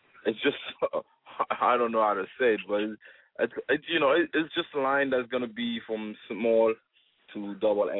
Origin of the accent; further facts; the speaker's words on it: Gabon; also born or lived in France; now in United States; I was born and raised in Gabon, Africa